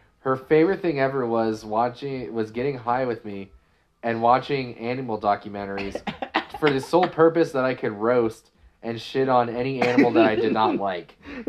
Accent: Maryland, United States; I'm from Maryland, yeah.

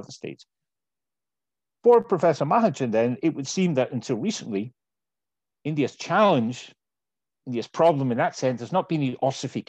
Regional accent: Scotland, United Kingdom; My home country of Scotland

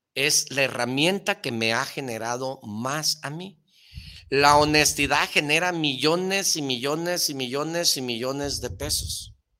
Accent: Mexico; como todo mexicano

